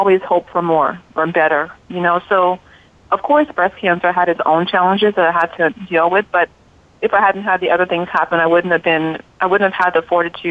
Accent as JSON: {"language": "English", "country": "Liberia", "tie": "born or raised there", "moved": "yes", "lives_now": "United States", "said": "I'm from Liberia, West Africa. I was born and raised there."}